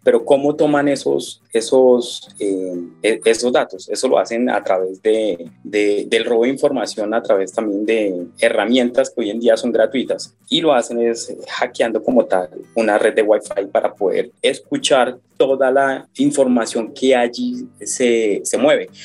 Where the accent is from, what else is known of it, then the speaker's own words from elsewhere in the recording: Colombia; nosotros como colombianos